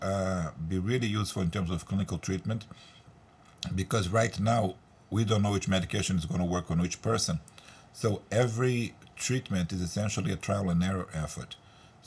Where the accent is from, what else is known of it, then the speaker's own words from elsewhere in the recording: Brazil; moved away; I'm originally from Brazil